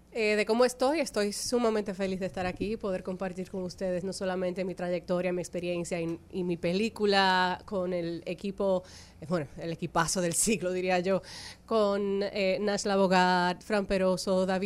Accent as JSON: {"language": "Spanish", "country": "Dominican Republic", "accent": "neutral Spanish", "said": "yo soy dominicana de pura cepa, yo necesito que eso se sepa. Aunque yo no sueno dominicana, lo soy, se los juro."}